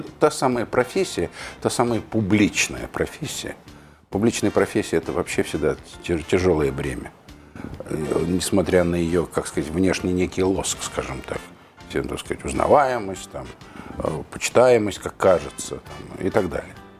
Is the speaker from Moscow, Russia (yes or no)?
yes; Moscow, Russia; я родился в Москве, я и прожил в Москве